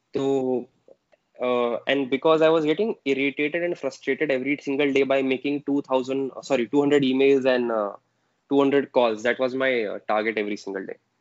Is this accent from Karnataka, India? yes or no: no; Aurangabad, Maharashtra, India; moved away; my hometown, Aurangabad